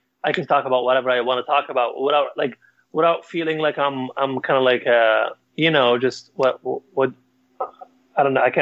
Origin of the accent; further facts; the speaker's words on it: Libya; moved away; I'm from Libya, and I have to mention like I am an immigrant